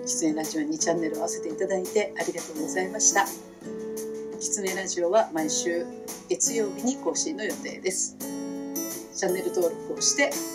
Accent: Izumiotsu, Osaka, Japan; 私は大阪出身

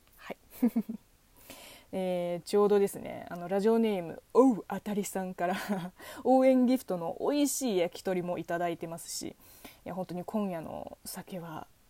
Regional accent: China; moved away; 中国生まれ中国育ち

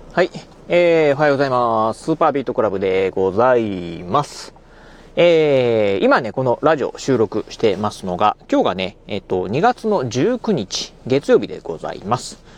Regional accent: Kochi, Japan; 自分の、あのー、まあ、生まれ故郷のね、ふるさと、まあ、高知

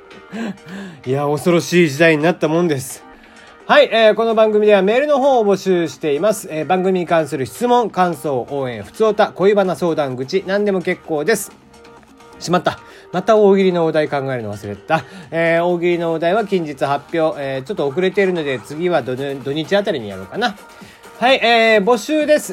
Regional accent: Kagoshima, Japan; 俺が鹿児島出身

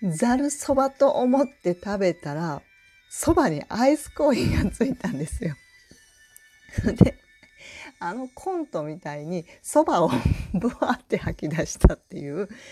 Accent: Tokushima, Japan; moved away as an adult; also born or lived in Tokyo; now in Osaka, Japan; 実家があの徳島で育ったんですね

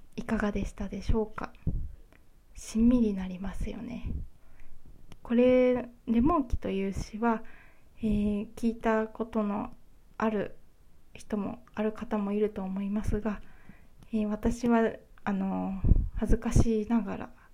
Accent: Kyushu, Japan; now in Honshu, Japan; 九州出身なんですけれども

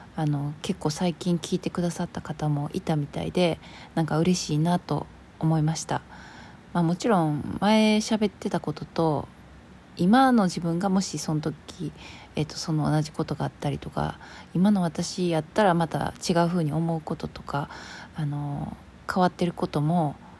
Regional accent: Kansai, Japan; 私ほら関西人なんで

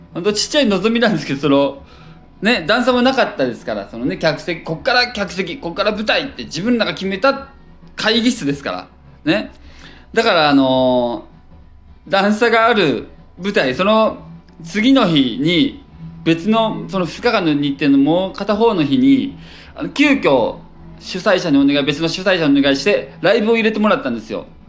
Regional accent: Gifu, Japan; moved away as an adult; also born or lived in Osaka; now in Tokyo, Japan; 岐阜で育って岐阜県出て

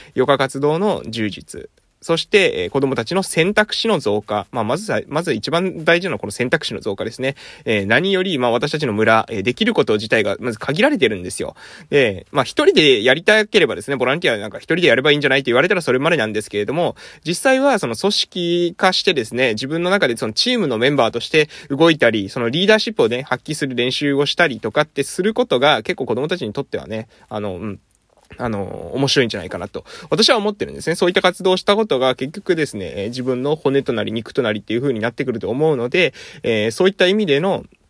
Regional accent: Amami Oshima, Kagoshima, Japan; moved away; 私みたいに地元に帰ってくるために地域おこし協力隊を活用する

